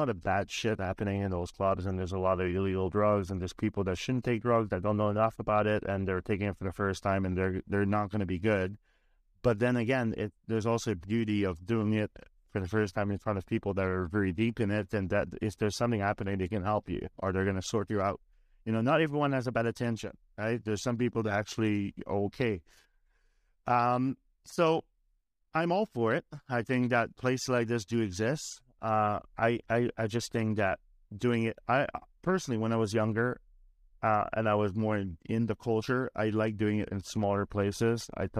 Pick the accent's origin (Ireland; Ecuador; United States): Ireland; now in Canada; Like, I'm from Ireland. I just spent the last 3 months of my life in Ireland